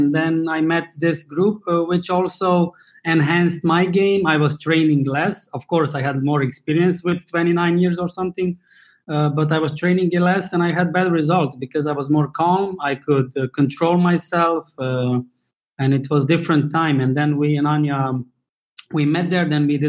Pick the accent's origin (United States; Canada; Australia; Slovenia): Slovenia; In Slovenia as well. That's former Yugoslavia in not as Balkans. We are neighbors with Italy, Austria, Hungary, Croatia.